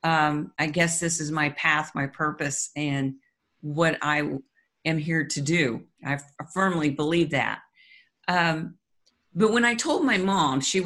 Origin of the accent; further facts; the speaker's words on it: Kansas City, Missouri, United States; moved away as an adult; now in Florida, United States; Kansas City is our hometown